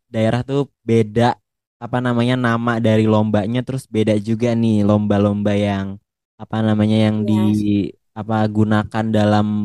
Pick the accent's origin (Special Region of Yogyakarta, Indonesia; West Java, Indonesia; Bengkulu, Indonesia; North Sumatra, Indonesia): West Java, Indonesia; Depok; kan kalau aku kan dari Depok ya kamu kan dari Malang tuh